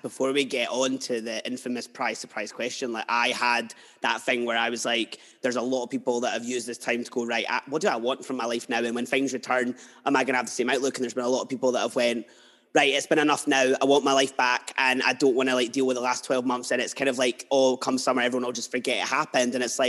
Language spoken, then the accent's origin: English; Edinburgh, Scotland, United Kingdom; now in Fife, United Kingdom; And I'm from Edinburgh like you, but I moved here.